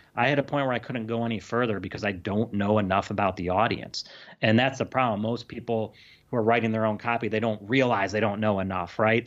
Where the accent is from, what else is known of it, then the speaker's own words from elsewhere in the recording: Illinois, United States; now in California, United States; I'm from Illinois, but I live in California now